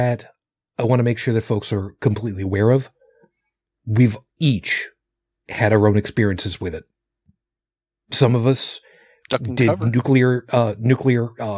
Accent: Long Island, New York, United States; Where I grew up in Long Island

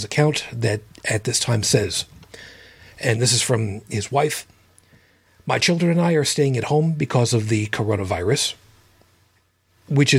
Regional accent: Babylon, New York, United States; We grew up in the township of Babylon

